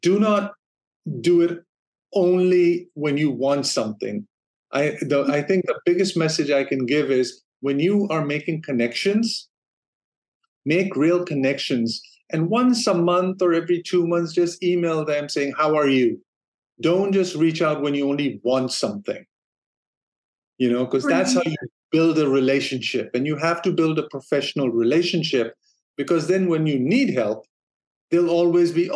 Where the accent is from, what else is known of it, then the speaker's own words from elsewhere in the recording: Denmark; moved away as an adult; also born or lived in San Francisco, United States; now in Los Angeles, United States; I'm originally from Denmark, and my wife and I, we decided to move to the U.S. back in 96.